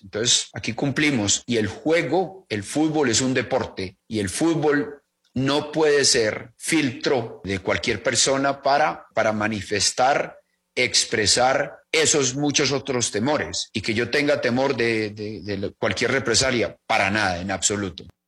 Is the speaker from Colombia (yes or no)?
yes; Colombia; como colombiano